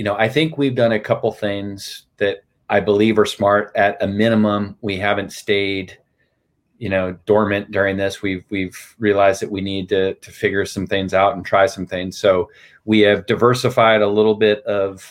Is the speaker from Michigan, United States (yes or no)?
no; Huntington Beach, California, United States; moved away as an adult; also born or lived in New York; I grew up in Huntington Beach, California.